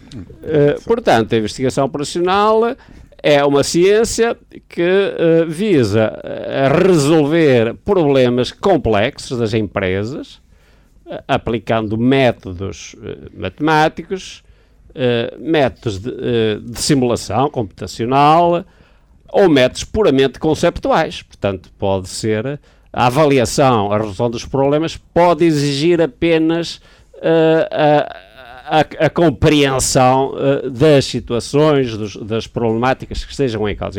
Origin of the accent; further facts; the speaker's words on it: Braga, Norte, Portugal; eu sou natural de Braga